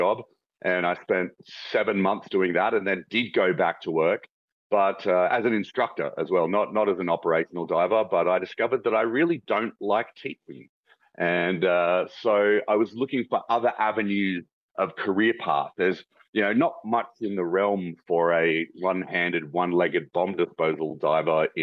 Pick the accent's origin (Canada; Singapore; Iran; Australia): Australia; I'm from Australia.